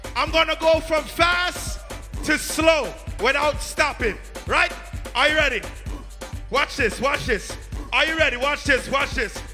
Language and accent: English; New York City, New York, United States; we're from Brooklyn